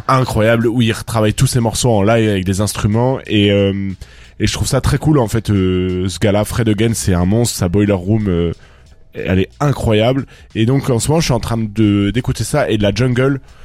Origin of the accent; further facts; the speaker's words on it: Toulouse, Occitania, France; moi quand je viens de Toulouse